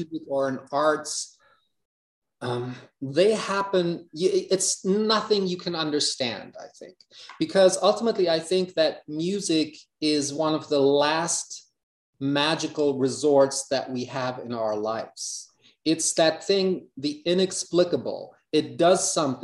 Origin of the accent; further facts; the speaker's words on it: Hamburg, Germany; English is a second language; life in Hamburg, which I at that point did not like too much